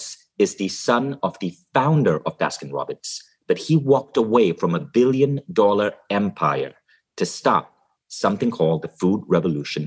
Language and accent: English; Malaysia; also born or lived in Kuala Lumpur, Malaysia / United States; now in Estonia; I grew up in Malaysia.